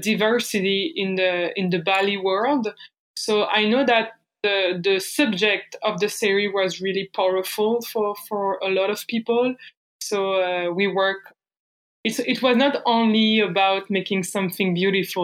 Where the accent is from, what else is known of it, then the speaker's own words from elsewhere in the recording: Bourges, Centre-Val de Loire, France; accent: French; English is a second language; moved away as an adult; now in Montreal, Canada; I'm French. So I grew up in France.